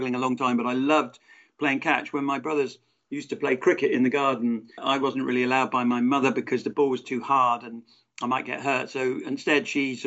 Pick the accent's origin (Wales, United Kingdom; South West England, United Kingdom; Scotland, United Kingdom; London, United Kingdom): South West England, United Kingdom; Exeter; I'm not from Cornwall, but I'm from Devon